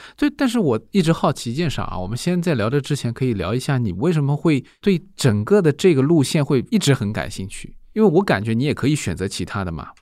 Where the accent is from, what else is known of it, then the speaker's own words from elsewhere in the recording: China; 出生在中国大陆